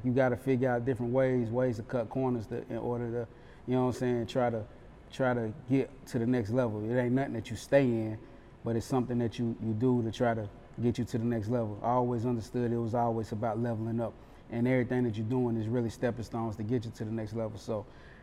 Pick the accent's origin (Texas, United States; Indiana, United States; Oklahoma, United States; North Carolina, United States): North Carolina, United States; Charlotte; now in Atlanta, United States; That's where exactly where I'm from Westchester, to be exact, exit 34 Freedom Drive